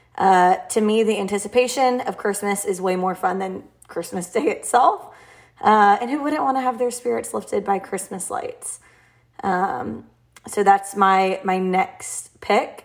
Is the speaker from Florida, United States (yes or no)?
no; Nashville, Tennessee, United States; I'm from Nashville